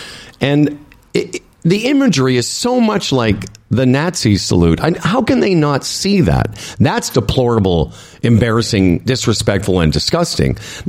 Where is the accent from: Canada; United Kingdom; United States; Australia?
Canada; As a Canadian, I'm very embarrassed by the disrespect shown by the PM.